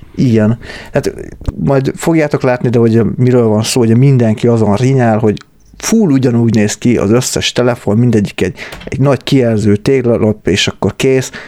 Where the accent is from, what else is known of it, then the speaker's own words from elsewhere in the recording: Hungary; mi, mi ma-, magyarok vagyunk